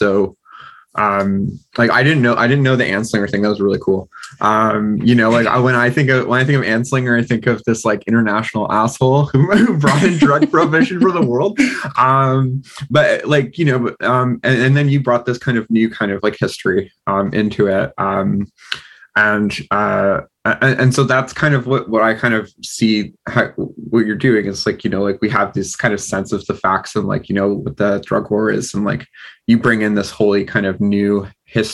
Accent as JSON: {"language": "English", "country": "Canada", "said": "as a Canadian"}